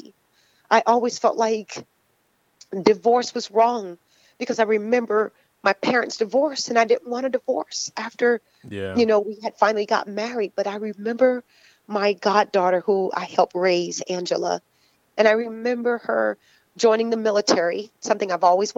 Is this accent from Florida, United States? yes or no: yes; Florida, United States; I'm from Florida